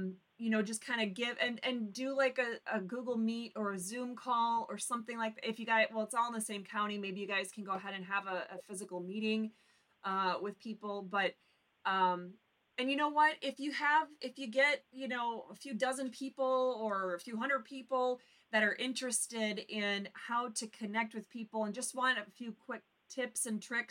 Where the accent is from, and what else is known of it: the UP, Michigan, United States; born or raised there